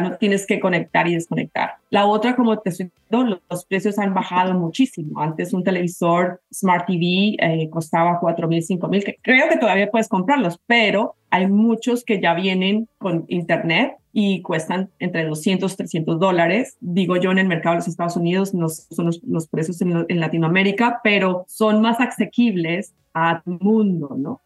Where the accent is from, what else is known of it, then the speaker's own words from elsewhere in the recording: Bogotá, Colombia; moved away as an adult; now in United States; yo soy colombiana, a ah, mucho honor, bogotana